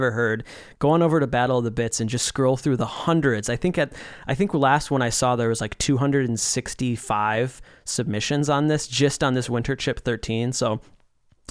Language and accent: English; Saint Paul, Minnesota, United States; That's our hometown. That's where we grew up.